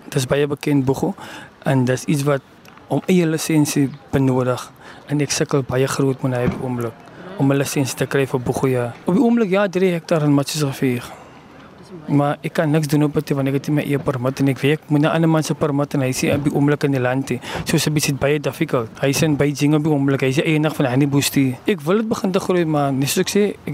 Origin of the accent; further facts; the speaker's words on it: Genadendal, Western Cape, South Africa; ek is van Genadendal